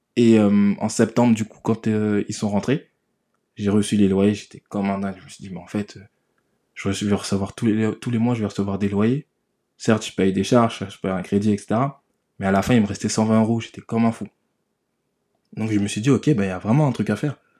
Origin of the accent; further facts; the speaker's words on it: Sevran, Île-de-France, France; J'ai grandi à Sevran, dans le 93, pour ceux qui connaissent, dans le nord de Paris.